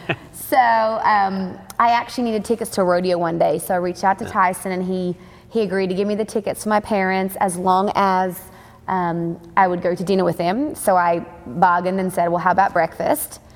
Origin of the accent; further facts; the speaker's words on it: Australia; moved away as an adult; also born or lived in Nashville, Tennessee; now in Texas, United States; born and raised in Australia. I grew up in a rodeo family